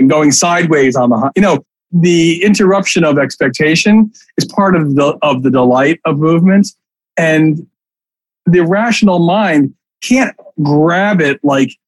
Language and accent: English; New York City, New York, United States; I grew up in the East Village.